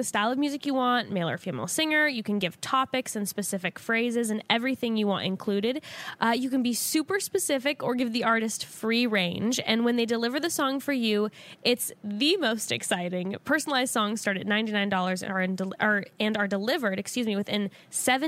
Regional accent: Orange County, California, United States; I growing up in Orange County

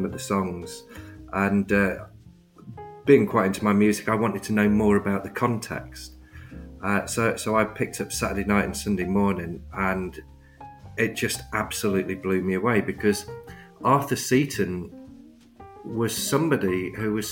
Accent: Cotgrave, East Midlands, United Kingdom; also born or lived in Reading; I grew up in a mining village just outside Nottingham called Cotgrave

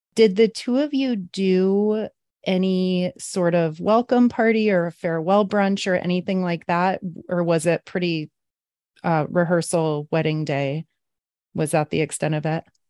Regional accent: San Diego, California, United States; I'm from San Diego

